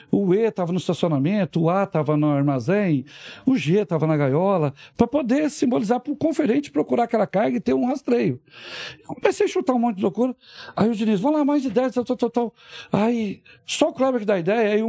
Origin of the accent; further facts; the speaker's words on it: Rio de Janeiro, Brazil; Todo mundo pensa que eu sou mineiro. Eu sou chamado mineiro, né? eu sou carioca, cara.